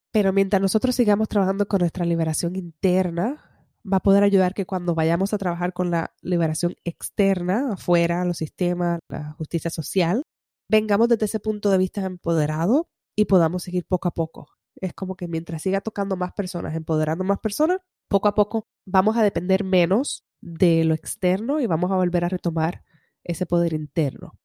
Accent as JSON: {"language": "Spanish", "country": "Puerto Rico", "said": "todos somos puertorriqueños"}